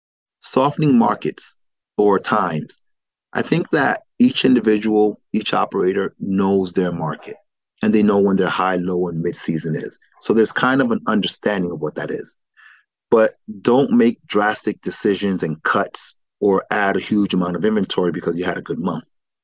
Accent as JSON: {"language": "English", "region": "New York", "country": "United States", "tie": "born or raised there", "also_born_or_lived": "Miami / Philadelphia", "said": "growing up in New York and in the East Coast, Miami, Philadelphia, that's what it was."}